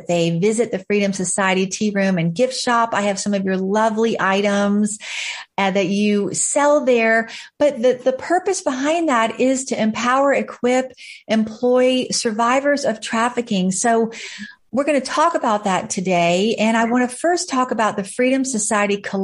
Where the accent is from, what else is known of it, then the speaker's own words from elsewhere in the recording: Fredericksburg, Virginia, United States; right here in my hometown, Fredericksburg, Virginia